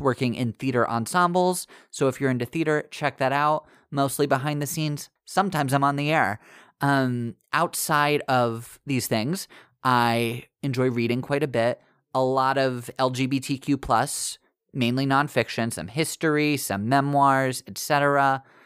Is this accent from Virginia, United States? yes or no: yes; Virginia, United States; moved away as an adult; now in New York City, United States; I grew up in Virginia and moved to New York City just over seven years ago